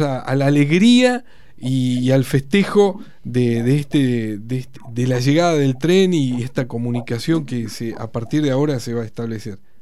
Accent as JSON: {"language": "Spanish", "town": "Federal", "region": "Entre Ríos", "country": "Argentina", "moved": "yes", "lives_now": "Paraná, Argentina", "said": "mi pueblo"}